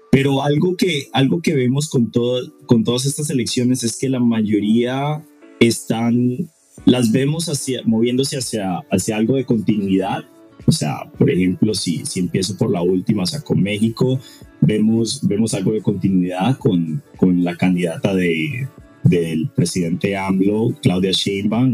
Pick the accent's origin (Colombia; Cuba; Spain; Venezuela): Colombia; yo siendo latinoamericano y colombiano